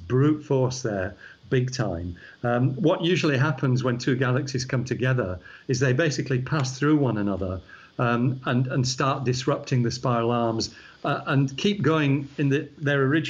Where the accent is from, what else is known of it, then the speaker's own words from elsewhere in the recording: Yorkshire and the Humber, United Kingdom; accent: Yorkshire; also born or lived in Scotland; now in Australia; the Yorkshire shows through because that's where I was born